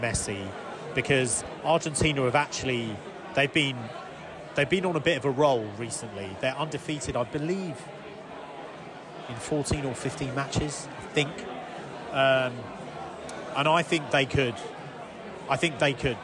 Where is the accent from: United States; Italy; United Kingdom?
United Kingdom; England; as an Englishman